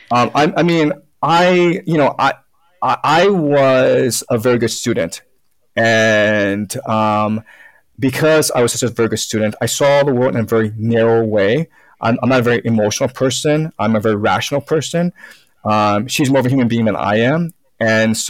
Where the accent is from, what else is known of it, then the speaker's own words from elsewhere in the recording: Toronto, Ontario, Canada; English is a second language; also born or lived in China; now in Beijing, China; And we went over to Canada, Toronto, when I was 6-7 years old